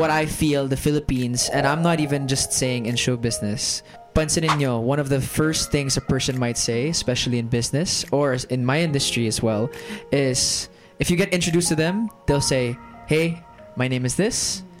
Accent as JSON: {"language": "English", "country": "Germany", "tie": "born or raised there", "accent": "American", "said": "I'm half Filipino. I am half British. I sound American, and I grew up in Germany. So I am the definition of a third culture kid."}